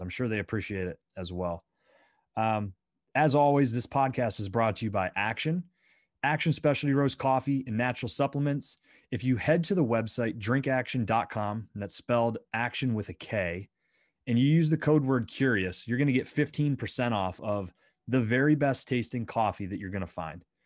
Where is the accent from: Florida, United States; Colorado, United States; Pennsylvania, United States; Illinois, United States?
Pennsylvania, United States; Bradford; growing up in Bradford, P